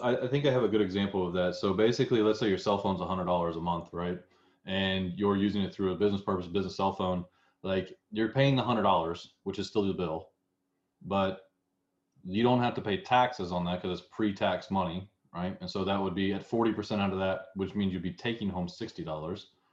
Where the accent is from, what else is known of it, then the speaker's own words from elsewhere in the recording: the South, United States; accent: southern; my southern accent